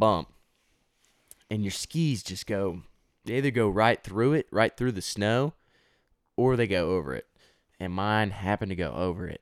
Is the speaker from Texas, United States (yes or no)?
yes; Texas, United States; I'm from Texas